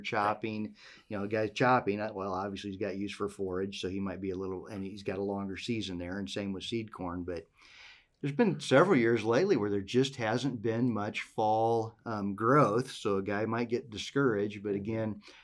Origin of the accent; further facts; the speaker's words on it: Western Iowa, United States; moved away; I grew up in Western Iowa